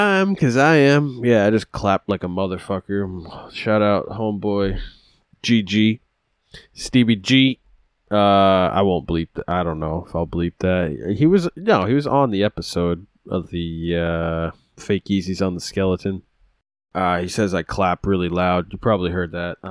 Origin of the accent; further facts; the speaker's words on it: New England, United States; I'm mostly Irish too, but I just come from New England